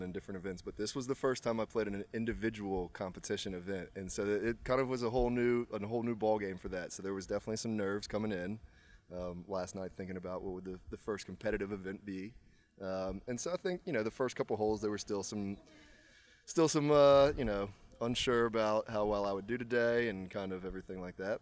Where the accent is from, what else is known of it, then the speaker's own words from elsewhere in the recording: Charlottesville, Virginia, United States; now in Richmond, United States; I'm from Charlottesville, Virginia, and I now live in Richmond.